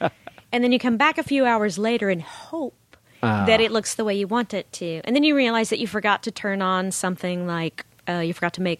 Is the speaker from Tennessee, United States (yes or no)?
yes; Nashville, Tennessee, United States; moved away as an adult; also born or lived in Chicago; I grew up in Nashville, Tennessee.